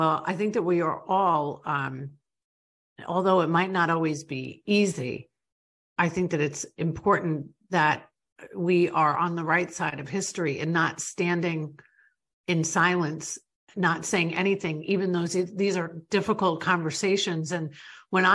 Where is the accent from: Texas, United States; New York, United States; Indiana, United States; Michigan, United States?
New York, United States; moved away as an adult; now in Florida, United States; I grew up in New York. I grew up in a totally different world than where I live today.